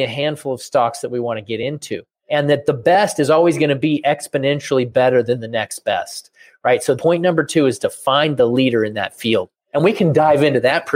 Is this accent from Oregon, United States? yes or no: yes; Portland, Oregon, United States; I grew up in Portland, Oregon